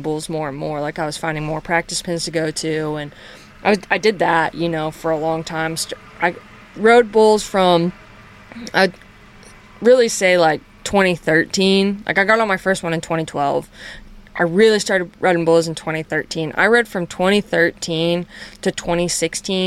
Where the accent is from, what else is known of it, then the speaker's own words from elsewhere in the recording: North Carolina, United States; also born or lived in Wyoming; now in Texas, United States; I grew up in North Carolina